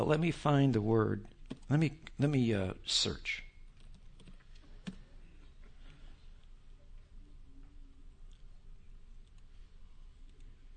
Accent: California, United States; I'm from California

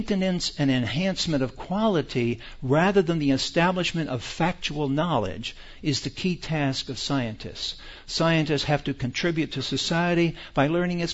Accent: United States; We are American citizens

